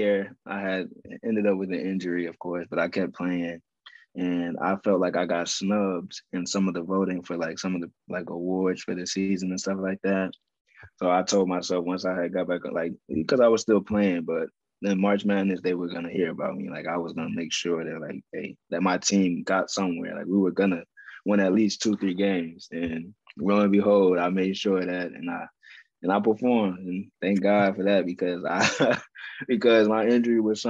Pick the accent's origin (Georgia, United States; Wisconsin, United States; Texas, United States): Georgia, United States; Atlanta; moved away as an adult; I was in my home state, Atlanta, Georgia